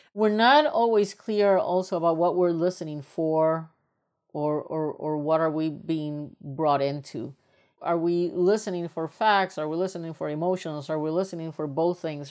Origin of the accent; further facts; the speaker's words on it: Puerto Rico; moved away as an adult; also born or lived in United States; I am originally from Puerto Rico, and when I was raised up in Puerto Rico, I come from a very privileged family